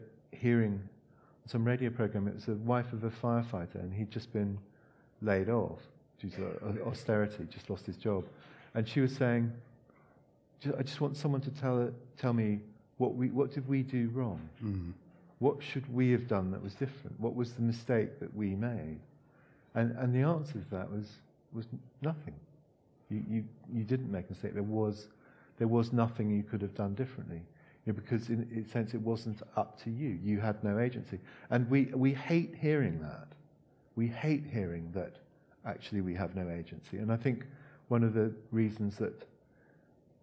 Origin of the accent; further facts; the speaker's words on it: Hong Kong; moved away; I grew up in Hong Kong, and in the 70s in Hong Kong